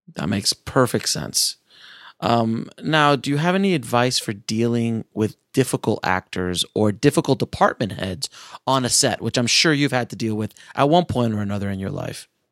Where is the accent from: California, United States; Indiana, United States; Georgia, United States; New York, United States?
New York, United States; I grew up in New York